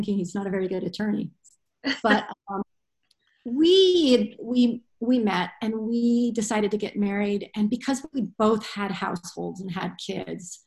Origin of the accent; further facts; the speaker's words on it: United States; moved away as an adult; now in Ireland; they were perceiving me as an American